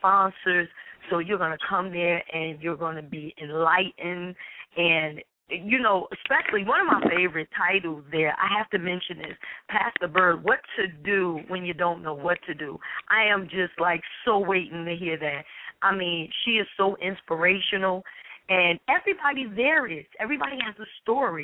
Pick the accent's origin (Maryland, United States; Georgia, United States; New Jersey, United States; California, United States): New Jersey, United States; Newark; I'm a Jerseyan, of course, born and raised in Newark, New Jersey